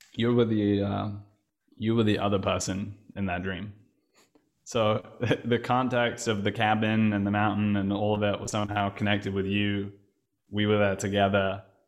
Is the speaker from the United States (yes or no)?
no; England, United Kingdom; now in Berlin, Germany; I'm English. British, also